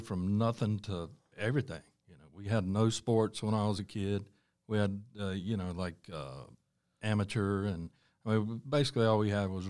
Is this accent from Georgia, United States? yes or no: no; Charlotte, North Carolina, United States; Yeah, I'm born and raised in Charlotte here, one of the few.